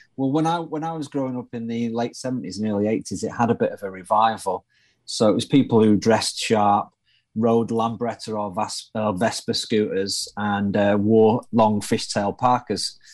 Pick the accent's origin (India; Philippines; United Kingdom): United Kingdom; Manchester, North West England; accent: northern; I'm from Manchester, up in the north of uh, in the north of the UK, north of England